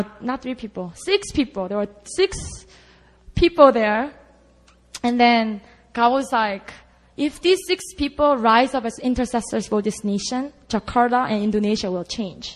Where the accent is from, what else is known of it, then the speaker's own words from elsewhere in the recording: Busan, South Korea; moved away; oh, that's my hometown.